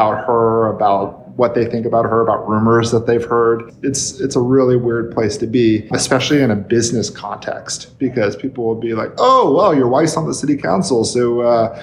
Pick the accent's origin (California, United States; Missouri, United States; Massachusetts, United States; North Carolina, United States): California, United States; Palm Springs; I'm born and raised in Palm Springs, third generation. My family's been here for 50 years.